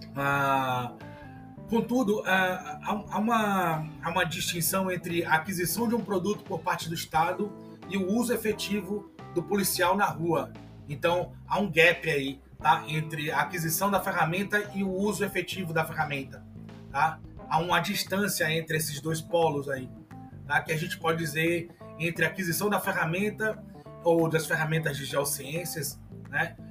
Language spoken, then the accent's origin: Portuguese; Salvador, Bahia, Brazil; eu sou de Salvador, Bahia